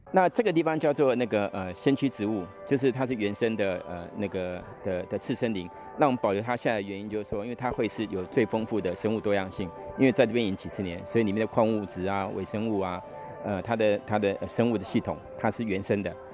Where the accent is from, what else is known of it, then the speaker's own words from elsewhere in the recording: Taiwan; 我们台湾人大概百分，百分之八十五都住在这种钢筋混凝土房子里面